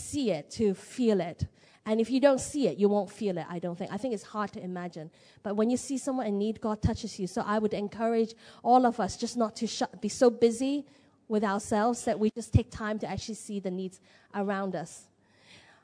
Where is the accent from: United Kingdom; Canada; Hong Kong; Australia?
Hong Kong; moved away; I'm from Hong Kong.